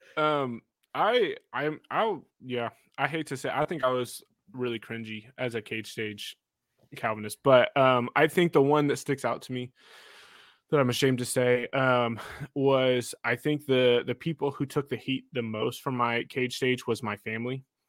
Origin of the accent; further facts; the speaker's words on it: Kansas, United States; Elijah and I grew up together in Kansas.